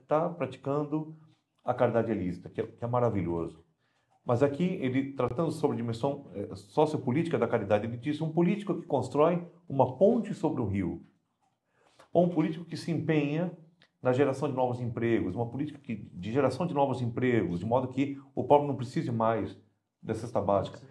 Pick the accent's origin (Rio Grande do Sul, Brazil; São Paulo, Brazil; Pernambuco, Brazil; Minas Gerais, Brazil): São Paulo, Brazil; moved away; eu sou natural de São Paulo